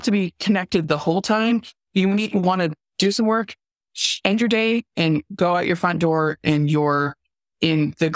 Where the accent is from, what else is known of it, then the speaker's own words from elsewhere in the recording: Southern California, United States; I grew up in Southern California